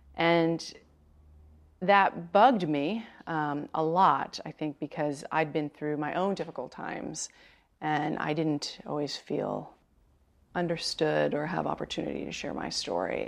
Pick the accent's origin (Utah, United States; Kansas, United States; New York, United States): New York, United States; New York City; now in San Francisco, United States; I'm a Sagittarius from Brooklyn